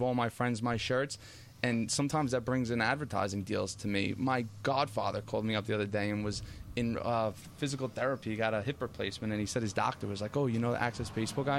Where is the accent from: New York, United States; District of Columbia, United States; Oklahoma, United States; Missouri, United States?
New York, United States; Lake Ronkonkoma; I grew up over here in Lake Ronkonkoma